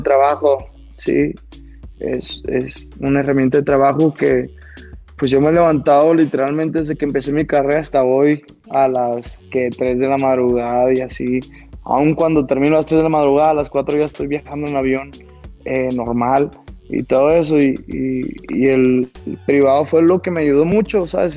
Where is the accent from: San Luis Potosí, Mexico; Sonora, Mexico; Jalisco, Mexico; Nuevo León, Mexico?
Sonora, Mexico; Caborca; also born or lived in Mexico City; Yo vengo de un ranchito de Caborca